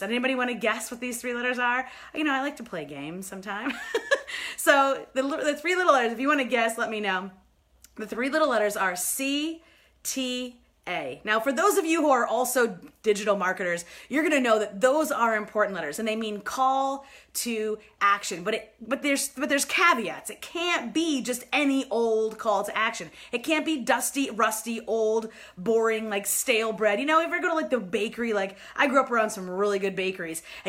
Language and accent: English; New York, United States; moved away; I'm from New York originally